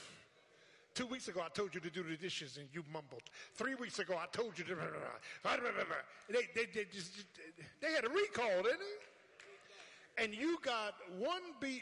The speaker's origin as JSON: {"language": "English", "town": "Philadelphia", "region": "Pennsylvania", "country": "United States", "tie": "born or raised there", "said": "growing up in South Philly"}